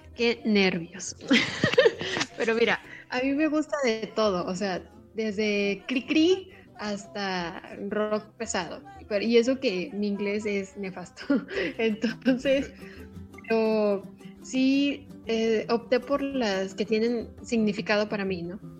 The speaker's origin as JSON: {"language": "Spanish", "town": "Jáltipan", "region": "Veracruz", "country": "Mexico", "said": "Jaltipan, mi tierra"}